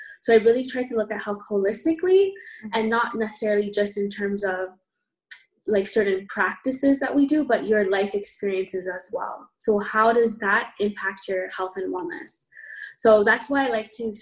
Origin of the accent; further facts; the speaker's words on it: Toronto, Ontario, Canada; I live in Canada, so I'm from Toronto, born and raised, and I was educated in Canada as well